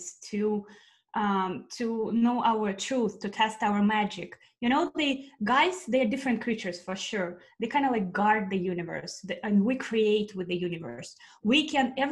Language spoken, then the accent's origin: English; Russia; moved away; I'm originally from Russia, and I've been here for a while.